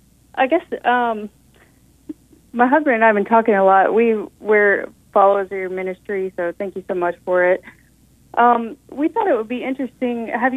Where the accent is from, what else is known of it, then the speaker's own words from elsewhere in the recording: Pensacola, Florida, United States; I'm actually from Pensacola, so we have that in common. I'm a born-again believer as a result of the revival there.